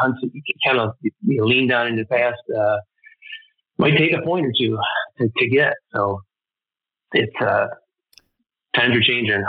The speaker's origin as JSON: {"language": "English", "region": "Michigan", "country": "United States", "tie": "born or raised there", "said": "growing up in the Midwest in my area."}